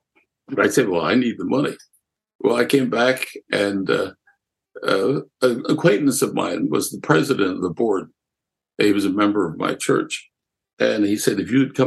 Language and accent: English; Lancaster, Pennsylvania, United States; also born or lived in Germany; Growing up in Lancaster, I lived in a multicultural section of the city